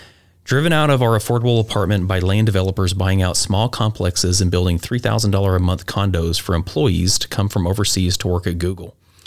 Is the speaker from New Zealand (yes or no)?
no; California, United States; I grew up in California, and it did take a while to learn that Idaho moves at a little slower pace than I had been used